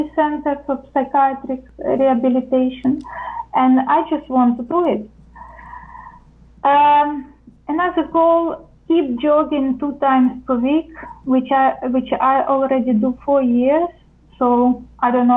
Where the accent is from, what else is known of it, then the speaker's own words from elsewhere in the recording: Ukraine; moved away as an adult; also born or lived in United States; now in Netherlands; I come originally from Ukraine. I'm Ukrainian